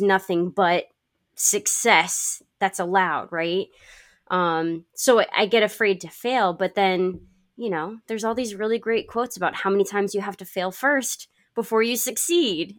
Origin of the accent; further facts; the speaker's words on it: Connecticut, United States; moved away; I grew up in Connecticut